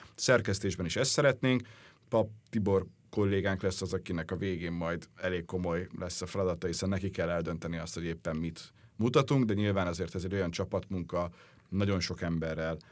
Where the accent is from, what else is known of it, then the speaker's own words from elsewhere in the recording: Hungary; mégiscsak magyarok vagyunk